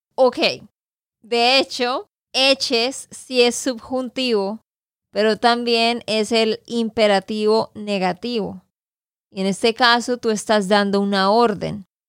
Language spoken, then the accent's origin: Spanish; Santander, Colombia; de Santander, Colombia